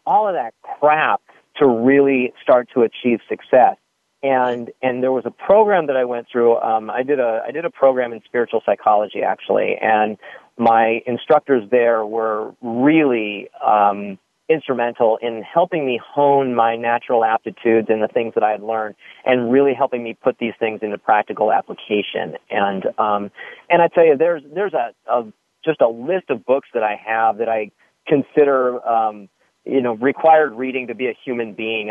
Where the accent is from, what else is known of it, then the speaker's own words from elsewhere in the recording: Santa Monica, California, United States; I was born and raised on the Upper West Side of Santa Monica